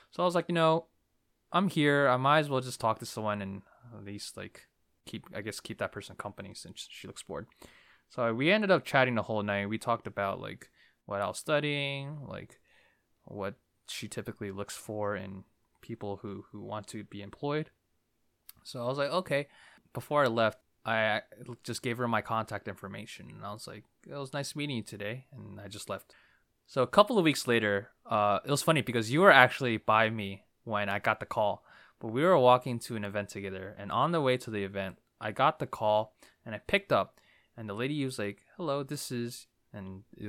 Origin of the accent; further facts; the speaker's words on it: New Jersey, United States; also born or lived in Brooklyn, New York, United States; I was raised in New Jersey.